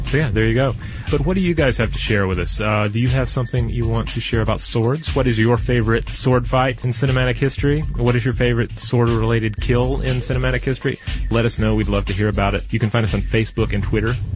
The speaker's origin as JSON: {"language": "English", "town": "Chicago", "region": "Illinois", "country": "United States", "said": "about as far from my home as possible since uh, I'm from Chicago."}